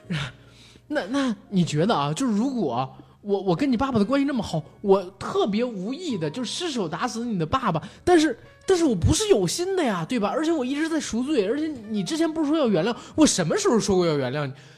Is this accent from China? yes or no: yes; northern China, China; 我个人作为一个北方人